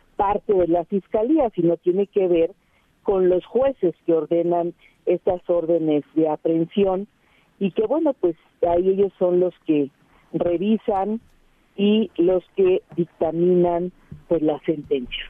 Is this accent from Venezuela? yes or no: no; Iztapalapa, Mexico City, Mexico; yo soy parte de Iztapalapa